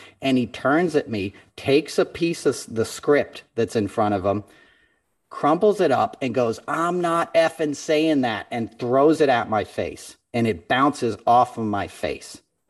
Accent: New York, United States; And as a New Yorker, that was somewhat comforting because he did play the part of a New Yorker.

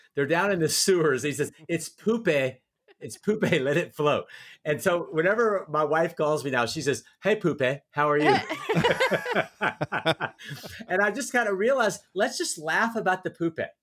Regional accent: Louisiana, United States; also born or lived in North Carolina; now in Nashville, United States; I grew up in Louisiana

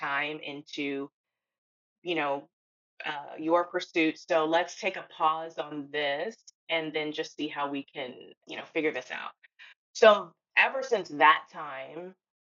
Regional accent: Houston, Texas, United States; I'm from Houston, Texas

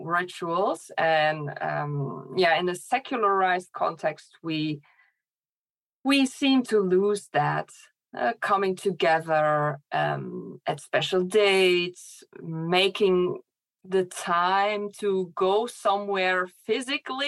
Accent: Germany; moved away as an adult; also born or lived in Poland; now in Netherlands; I grew up in Poland and in Germany, actually. I lived in Poland for 6 years, and then I moved to Germany.

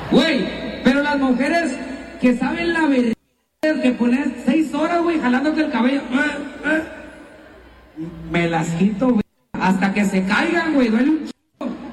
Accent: Tijuana, Baja California, Mexico; yo soy de Tijuana

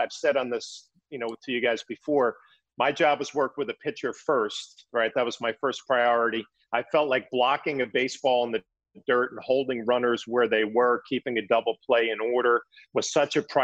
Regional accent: East Coast, United States; growing up on the East Coast

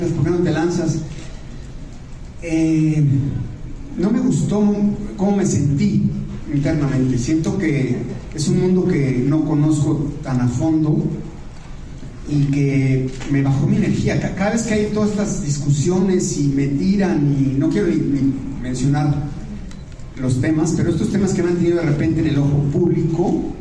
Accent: Mexico; que nos han dividido como mexicanos me, baja mucho mi energía y no soy esa persona.

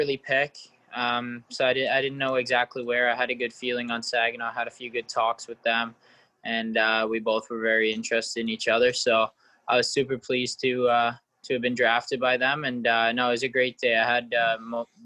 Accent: Courtice, Ontario, Canada; I live in a small town called Curtis, Ontario. It's like 35 minutes east of Toronto. So a lot of hockey here. Hockey's main sport for everyone. And for me, just kind of played all the way up in my hometown for the Clarington Toros.

